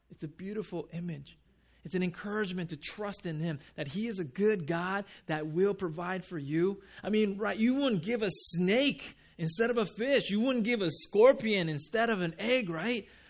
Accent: Japan; moved away; I'm from Japan

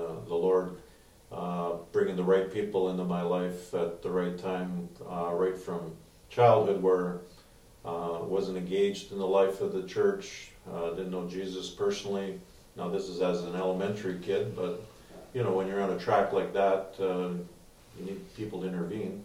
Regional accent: Edmonton, Alberta, Canada; I was born and raised in Edmonton

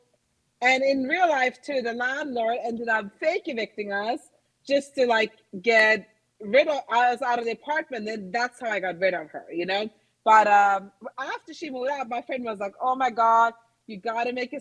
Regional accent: Norway; also born or lived in New York; now in Los Angeles, United States; I'm originally from Norway. I dabbled in theater and acting as a child, and I studied in New York

